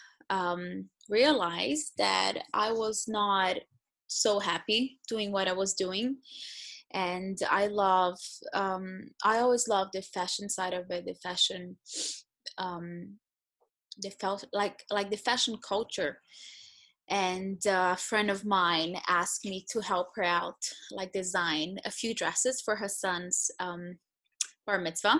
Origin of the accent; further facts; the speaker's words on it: São Paulo, Brazil; moved away as an adult; also born or lived in Florida / Israel; now in London, United Kingdom; I was born in São Paulo, Brazil. Grew up in Brazil, raised in an Orthodox home, and left my house, my hometown, at the age of 18